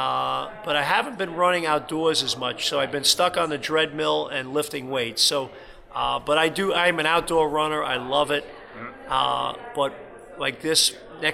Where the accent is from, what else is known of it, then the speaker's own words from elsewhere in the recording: New York, United States; now in Toronto, Canada; New York's my hometown